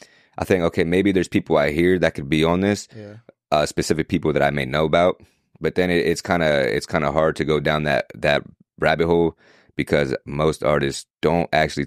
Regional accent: New York, United States; I was born and raised in New York

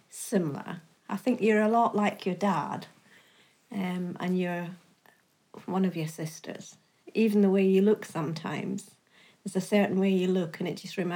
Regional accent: Campbeltown, Scotland, United Kingdom; now in Scunthorpe, United Kingdom; It's on the west coast of Scotland. It's a very, very quiet little town, but it's absolutely stunning there's not very much um, work up there. That's why we moved to Scunthorpe.

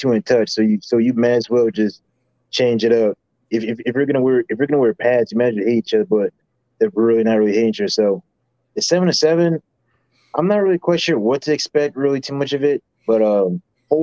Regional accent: Illinois, United States; moved away as an adult; now in Kansas, United States; I'm from Illinois, but currently right now I'm in Kansas for college.

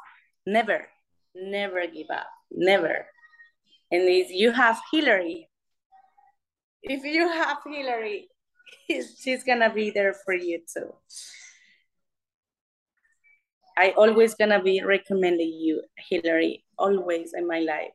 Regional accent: Venezuela; English is a second language; moved away as an adult; also born or lived in Las Vegas, United States; now in United States; I'm from Venezuela, but I live here

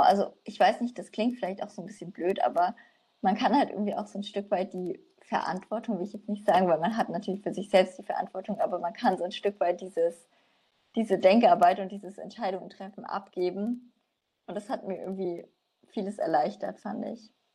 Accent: Nuremberg, Bavaria, Germany; ich komme aus Nürnberg

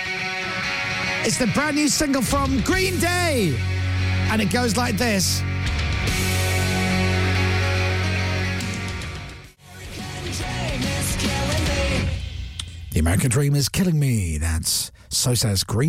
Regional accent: Ireland; I'm Irish

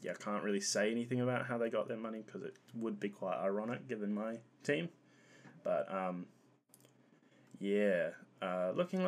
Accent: New Zealand; as a New Zealander

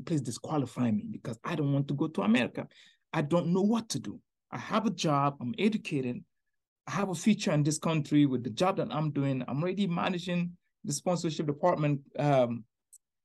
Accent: Niger; now in Tampa Bay, United States; I'm from Niger.

